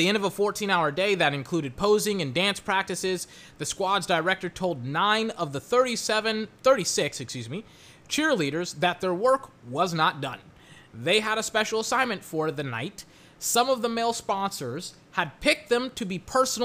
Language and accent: English; Texas, United States; Can't speak it, even though I'm from Texas. Even though I grew up with a lot of Latinos, cannot speak Spanish.